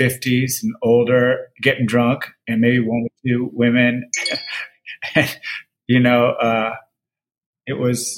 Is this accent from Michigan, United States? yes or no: no; Berkeley, California, United States; now in Los Angeles, United States; I was born and I grew up and I went to college in Berkeley.